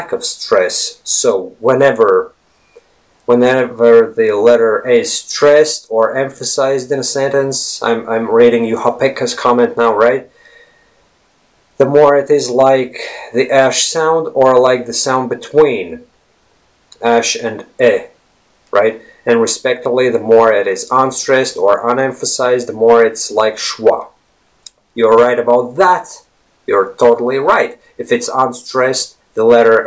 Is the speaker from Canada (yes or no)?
no; Latvia; first language Latvian; English is a second language; We Latvians